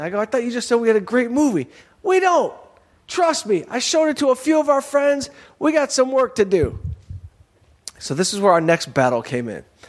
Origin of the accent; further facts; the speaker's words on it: Detroit, Michigan, United States; now in Los Angeles, United States; I'm a dummy from Detroit